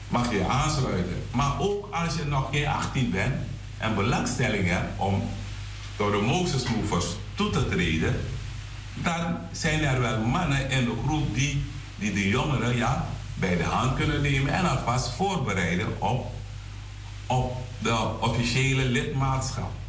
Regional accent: Suriname; now in Netherlands; Maar we zijn vanuit Suriname hier naartoe gekomen. In Suriname hadden we andere normen en waarden die werden gedragen door de gehele gemeenschap.

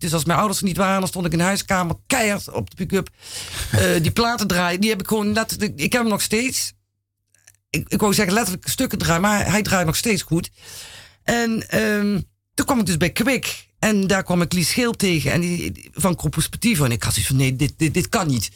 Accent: Roermond, Limburg, Netherlands; now in Amsterdam, Netherlands; ik eh, kom uit Limburg. En ik ben geboren in Roermond.

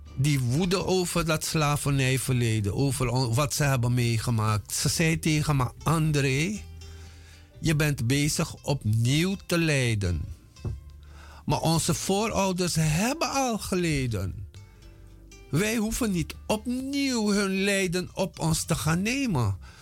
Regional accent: Paranam, Para, Suriname; moved away as an adult; also born or lived in Moengo / Paramaribo; now in Netherlands; ik ben in 1954 geboren op Mungo. Daar heb ik tot mijn zesde jaar gewoond. En daarna zijn we verhuisd twee jaartjes naar Paramaribo en daarna naar Paranam, waar ik gewoond heb tot mijn achttiende

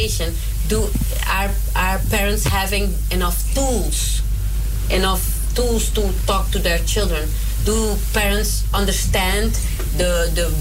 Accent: Suriname; now in Netherlands; I was brought up in Suriname

